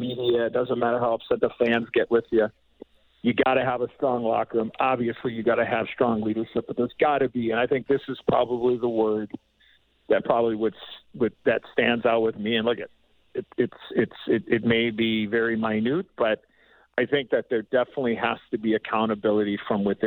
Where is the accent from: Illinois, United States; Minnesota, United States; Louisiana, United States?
Illinois, United States; Chicago; moved away as an adult; 18-year-old kid, Chicago kid, you know, living a dream, playing in my hometown